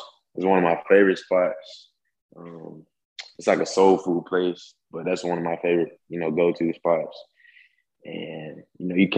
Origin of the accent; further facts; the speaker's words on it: Columbia, South Carolina, United States; I'm from Columbia, South Carolina.